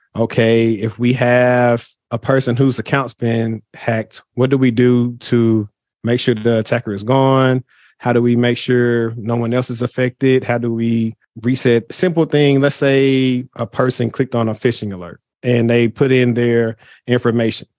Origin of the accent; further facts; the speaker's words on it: Shreveport, Louisiana, United States; now in Dallas, United States; I'm from Shreveport, Louisiana.